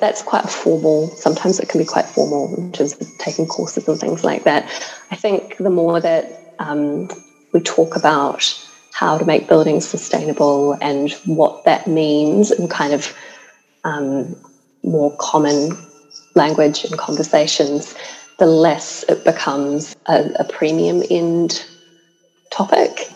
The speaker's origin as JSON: {"language": "English", "country": "New Zealand", "said": "I'm from New Zealand"}